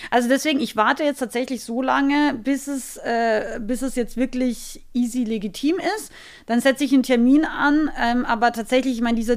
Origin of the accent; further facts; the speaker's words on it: Austria; ich bin ja aus Österreich, ich bin ein relativ direkter Mensch.